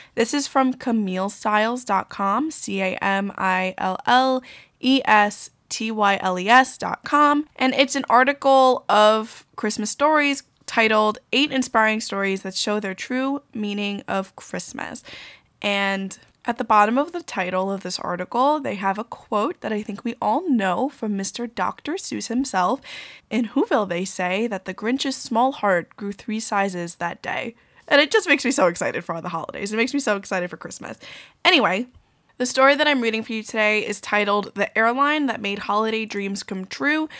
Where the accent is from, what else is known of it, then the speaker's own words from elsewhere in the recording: New York, United States; as a New Yorker